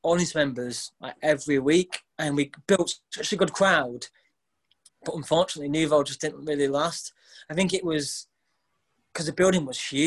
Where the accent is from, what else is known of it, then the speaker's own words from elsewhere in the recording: Bacup, North West England, United Kingdom; also born or lived in Burnley; now in Blackpool, United Kingdom; I was born in Burnley, grew up in Bacup